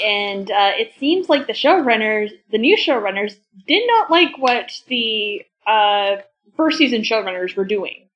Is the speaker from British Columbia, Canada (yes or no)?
yes; Vancouver Island, British Columbia, Canada; when I was growing up on Vancouver Island